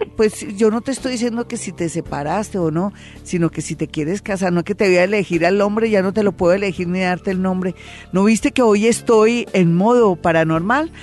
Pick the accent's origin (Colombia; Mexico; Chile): Colombia; como colombiano